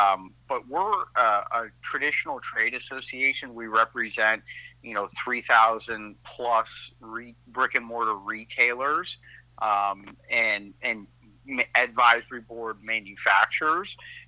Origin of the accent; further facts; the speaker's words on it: Erie, Pennsylvania, United States; moved away as an adult; now in Washington, D.C., United States; I am from originally Erie, Pennsylvania. At the Canadian border there. So grew up in a hockey town and, moved to Washington, D.C. about 10 years ago to go to grad school and have been here ever since. So I kind of call D.C. my home now